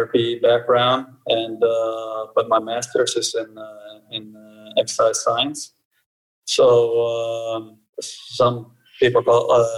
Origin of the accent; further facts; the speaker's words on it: Norway; also born or lived in Brazil / United States; I'm born in Brazil. My mother is Norwegian and my father's from Cape Verde, so I'm kind of a mix. So I grew up mostly in Norway